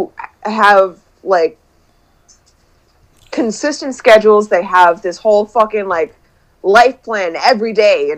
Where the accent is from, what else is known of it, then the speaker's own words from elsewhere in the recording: Boston, Massachusetts, United States; accent: Boston; I spent a lot of time living in Boston when I was homeless